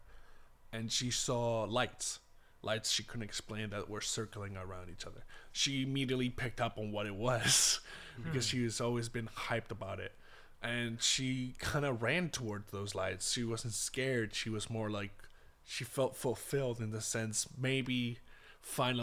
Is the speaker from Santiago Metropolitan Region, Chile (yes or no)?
no; Punta Arenas, Magallanes and Chilean Antarctica, Chile; my hometown Punta Arenas, which is a very isolated type of area in Chile